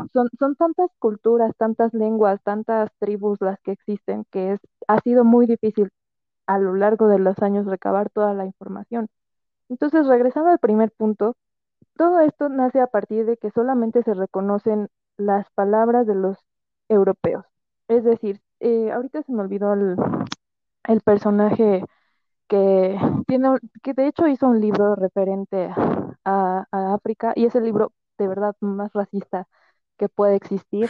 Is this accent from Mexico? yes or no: yes; Mexico; nosotros como mexicanos